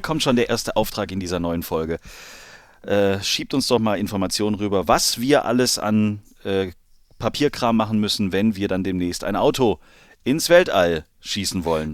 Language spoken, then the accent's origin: German; Germany; als Deutscher